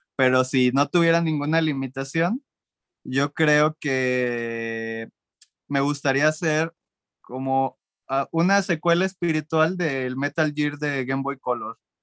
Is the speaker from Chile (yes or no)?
no; Mexico; yo como mexicano